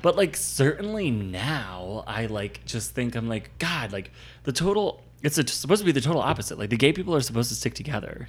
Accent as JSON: {"language": "English", "region": "Northeast", "country": "United States", "tie": "born or raised there", "said": "growing up in the Northeast"}